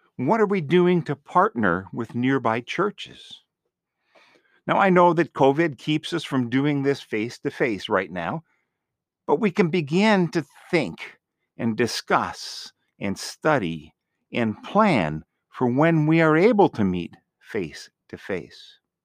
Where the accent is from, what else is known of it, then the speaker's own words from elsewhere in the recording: Green Bay, Wisconsin, United States; moved away as an adult; now in North Carolina, United States; I grew up in Green Bay in an area that was pretty much all white.